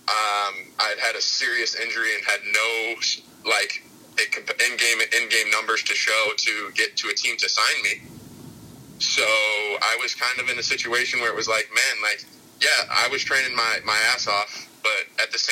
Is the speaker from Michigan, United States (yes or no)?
yes; Michigan, United States; I was living in Michigan at the time, which is like my home state, hometown.